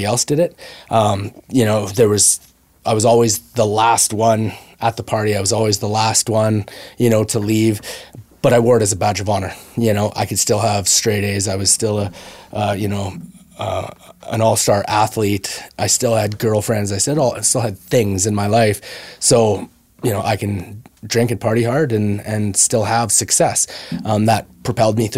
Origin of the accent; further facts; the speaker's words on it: Brooks, Alberta, Canada; I grew up around in Brooks, Alberta